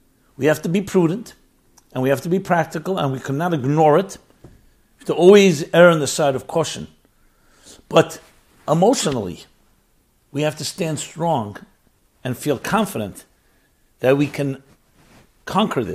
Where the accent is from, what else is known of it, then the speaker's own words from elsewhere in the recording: United States; I'm an American. I was born in the United States of America